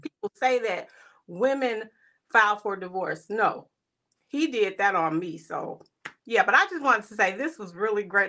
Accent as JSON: {"language": "English", "town": "East St. Louis", "region": "Illinois", "country": "United States", "moved": "yes", "lives_now": "Minnesota, United States", "said": "I'm originally from East Saint Louis, but I live in Minnesota."}